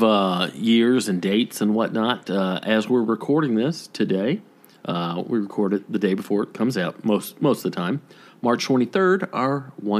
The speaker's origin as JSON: {"language": "English", "region": "Georgia", "country": "United States", "tie": "born or raised there", "also_born_or_lived": "Woodstock, Georgia", "moved": "yes"}